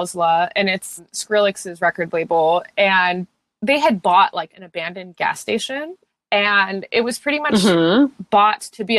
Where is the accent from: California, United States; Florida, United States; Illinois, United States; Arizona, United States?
Arizona, United States; Tucson; moved away as an adult; now in Los Angeles, United States; Currently, I'm based in Los Angeles. I've been here for 8 years and I'm from Tucson, Arizona. Not really originally. I like moved around a lot as a kid.